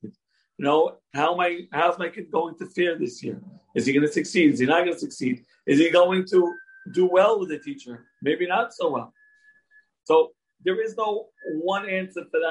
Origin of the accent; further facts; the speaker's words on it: Brooklyn, New York, United States; born and raised in Brooklyn, in the Syrian community